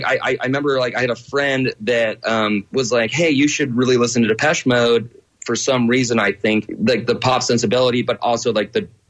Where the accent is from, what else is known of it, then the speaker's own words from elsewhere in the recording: Longview, Washington, United States; rural Washington, actually. I grew up in Washington, Longview.